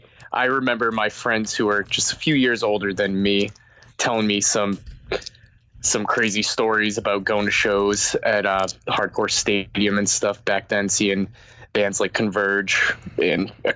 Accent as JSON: {"language": "English", "area": "right outside of Boston", "region": "Massachusetts", "country": "United States", "tie": "born or raised there", "also_born_or_lived": "Melrose / Somerville / Chelsea", "said": "I grew up right outside of Boston, in a couple towns, namely Melrose, Somerville, Chelsea"}